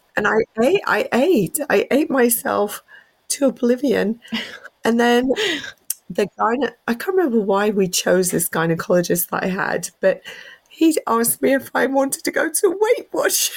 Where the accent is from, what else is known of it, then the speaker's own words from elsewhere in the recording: England, United Kingdom; moved away; I'm whole English.